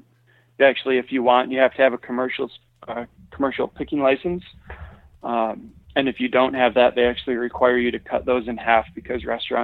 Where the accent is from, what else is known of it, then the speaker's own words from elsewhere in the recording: Michigan, United States; I, you know, growing up in Michigan, fishing, you know, stunted farm ponds where, you know, the bluegill were only got as big as your hand because of overpopulation.